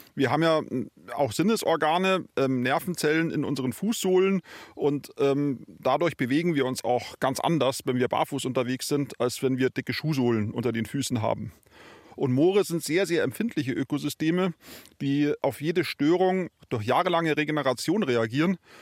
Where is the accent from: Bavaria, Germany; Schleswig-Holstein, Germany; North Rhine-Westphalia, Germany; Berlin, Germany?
Bavaria, Germany; bei uns in Bayern